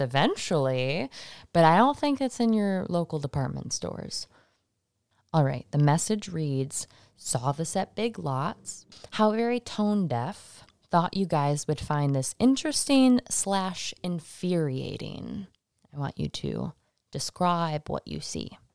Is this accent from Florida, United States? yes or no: no; Michigan, United States; now in Salem, United States; I'm from Michigan